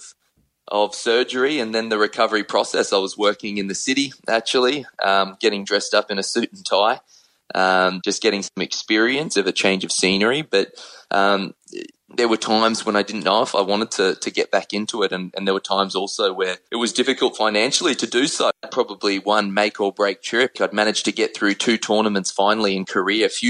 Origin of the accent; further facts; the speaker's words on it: Brisbane, Queensland, Australia; in Queensland, which is where I'm from Brisbane